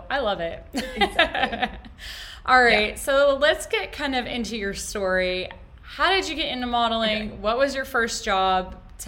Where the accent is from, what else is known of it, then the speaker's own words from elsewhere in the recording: Dallas, Texas, United States; You know, I know we grew up like in Dallas, classic.